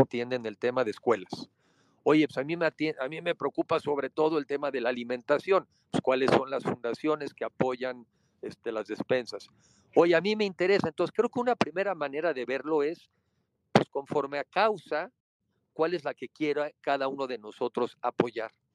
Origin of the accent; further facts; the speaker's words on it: Mexico; como mexicanos nos toca